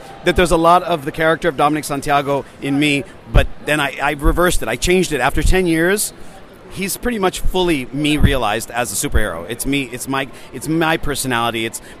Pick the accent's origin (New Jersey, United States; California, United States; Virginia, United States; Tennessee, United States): California, United States; San Francisco; San Francisco. I was a nightclub DJ for 4 years professionally